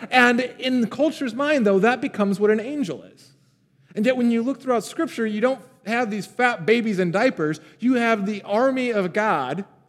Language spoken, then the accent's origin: English; Pontiac, Michigan, United States; I grew up in a town called Pontiac